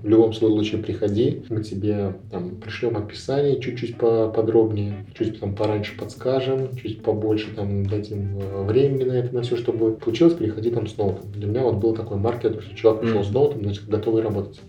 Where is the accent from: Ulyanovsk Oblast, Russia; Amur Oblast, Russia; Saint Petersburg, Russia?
Ulyanovsk Oblast, Russia; moved away as an adult; also born or lived in Samara; now in Moscow, Russia; Я из России. Я родился в Ульяновской области, угу. учился в Самаре, сейчас живу в Москве.